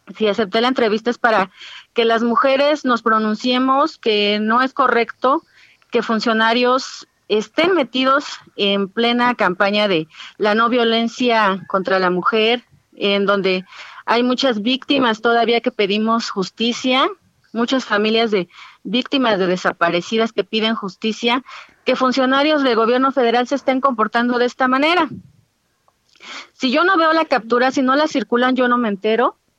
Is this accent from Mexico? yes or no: yes; Ayuuk region, Oaxaca, Mexico; mujeres ayuk, que es la región ética de donde soy